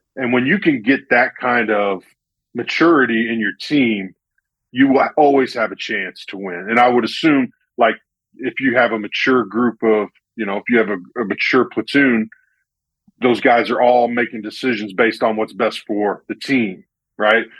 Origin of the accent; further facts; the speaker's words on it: Central Illinois, United States; I'm from Central Illinois, so there's not a real strong military presence